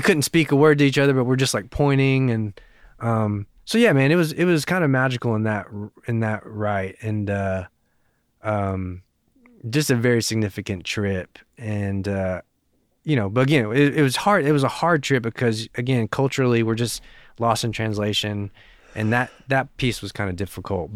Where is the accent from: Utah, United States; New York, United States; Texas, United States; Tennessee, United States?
Tennessee, United States; Knoxville; also born or lived in South Korea; I was raised in Knoxville, you know, basically born and raised.